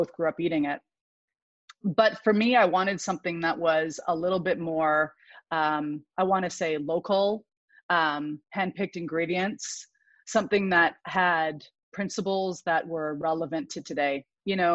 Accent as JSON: {"language": "English", "area": "Vancouver Island", "region": "British Columbia", "country": "Canada", "tie": "born or raised there", "said": "I grew up on Vancouver Island, which is just northwest of Seattle"}